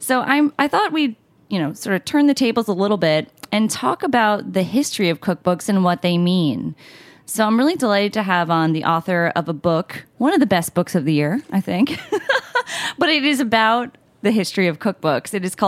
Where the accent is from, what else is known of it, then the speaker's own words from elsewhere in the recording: United States; should take pride in it